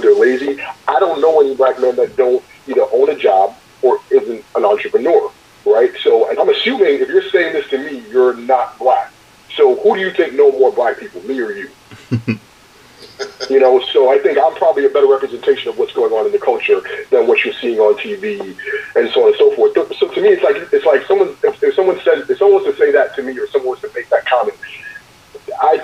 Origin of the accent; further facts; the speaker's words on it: New York, United States; moved away as an adult; now in Arizona, United States; Because I grew up in New York, right? So, and I grew up in Brooklyn.